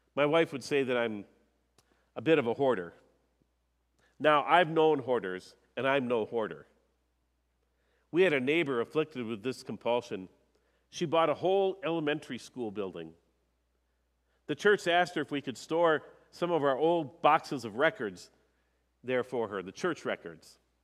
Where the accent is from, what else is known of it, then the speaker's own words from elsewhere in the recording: Minnesota, United States; I'm a Minnesotan